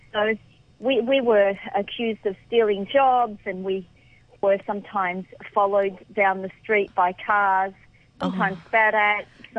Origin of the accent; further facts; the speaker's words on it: Melbourne, Victoria, Australia; So I grew up in the inner city suburbs of Melbourne, and we were what you would classify as the working poor.